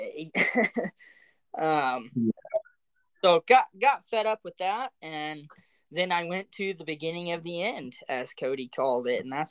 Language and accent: English; the South, United States; I was spoiled halfway growing up in the South and whitetail hunting